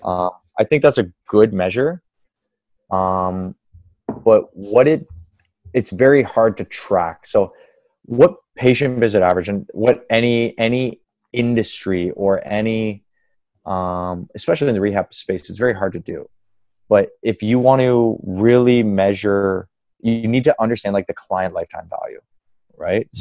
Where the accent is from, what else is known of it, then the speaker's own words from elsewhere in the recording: Kingston, Ontario, Canada; now in Toronto, Canada; I'm from Kingston